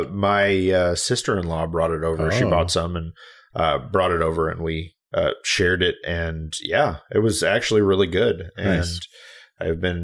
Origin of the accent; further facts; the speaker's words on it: St. Louis, Missouri, United States; now in Portland, United States; I'm from St. Louis, grew up with all of that. Moved here to the West Coast, specifically Portland